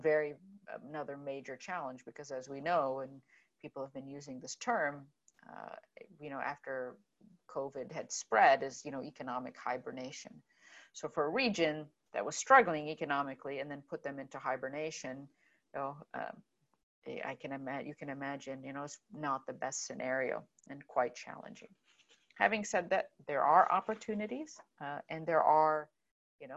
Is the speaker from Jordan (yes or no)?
yes; Jordan; that's where I am from. I was born in Jordan.